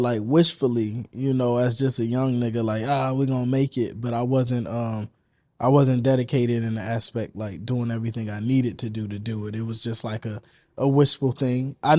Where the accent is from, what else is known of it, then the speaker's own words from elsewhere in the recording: Vallejo, California, United States; Vallejo. Yeah.